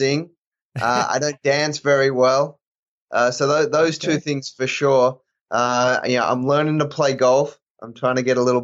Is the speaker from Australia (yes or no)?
yes; Australia; moved away; also born or lived in Auburn; I grew up in Australia